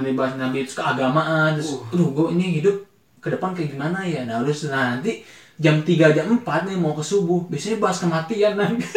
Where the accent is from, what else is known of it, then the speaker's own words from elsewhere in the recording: Bogor, West Java, Indonesia; kita dari lahir emang di Bogor